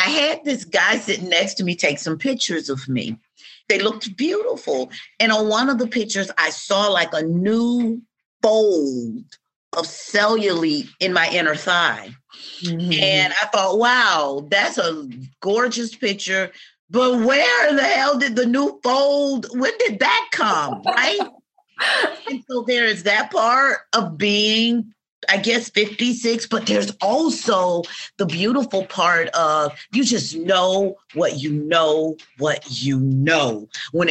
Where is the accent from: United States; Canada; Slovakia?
United States; Atlanta, Georgia; I grew up in the South. I grew up in Georgia. I grew up in Atlanta